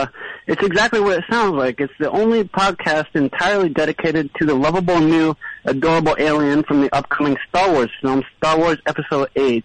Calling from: Brooklyn, New York, United States; calling from Brooklyn.

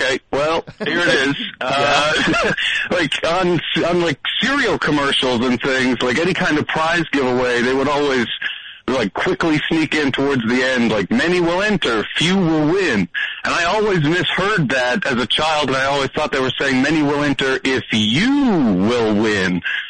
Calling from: Toronto, Ontario, Canada; from Toronto.

